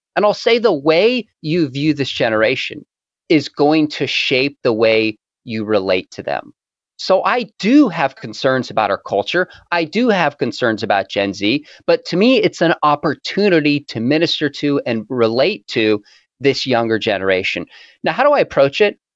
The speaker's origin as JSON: {"language": "English", "region": "California", "country": "United States", "also_born_or_lived": "Orange County", "said": "I was from California"}